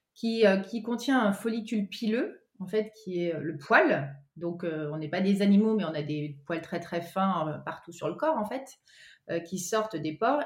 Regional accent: Cantal, Auvergne-Rhône-Alpes, France; je suis originaire d'Auvergne, du Cantal, plus particulièrement.

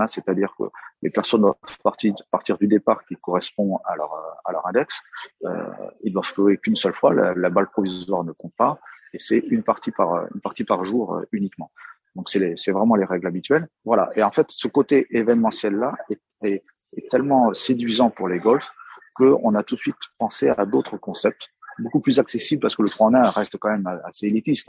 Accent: Brittany, France; Moi, je suis breton

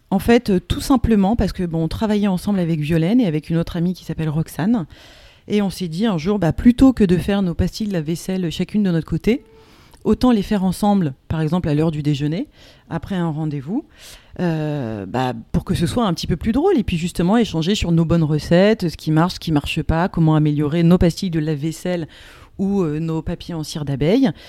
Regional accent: Marseille, Provence-Alpes-Côte d'Azur, France; now in Paris, France; alors, qui je suis Donc … une des deux huit du compte Instagram Women in Transition écologique. Donc, d'où je viens euh, je, viens de un peu Marseille et puis un petit peu Paris, où je suis installée aujourd'hui.

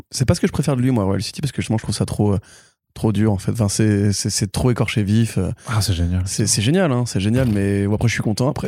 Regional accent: Italy; moi je suis italien.

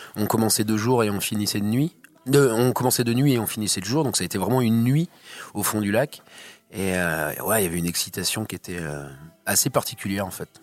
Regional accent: Plouha, Brittany, France; Ah bah moi je suis né, je suis né là. Je suis né à Ploua.

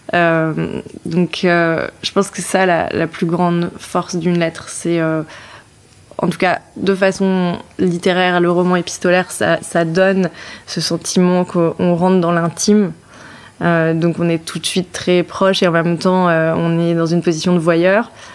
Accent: Brittany, France; moved away; je suis bretonne

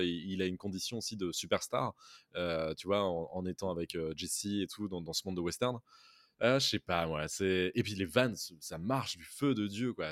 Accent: France; en tant que français

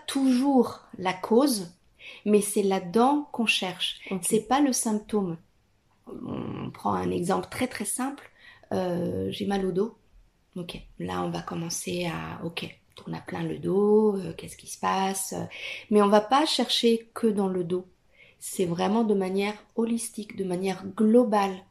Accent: Italy; French is a second language; moved away as an adult; now in France; Je suis italienne.

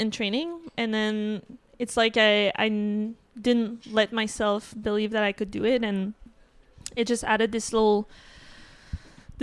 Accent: Quebec City, Quebec, Canada; also born or lived in Vermont; I'm from Quebec City

